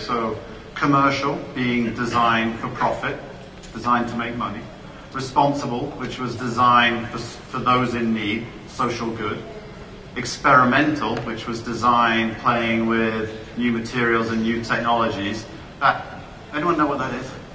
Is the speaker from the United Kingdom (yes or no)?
yes; United Kingdom; moved away as an adult; also born or lived in United States / Italy / Canada; now in Florida, United States; I'm a Brit I, um, originally from the UK, but I've uh, had the pleasure of living and working in, in many different countries now.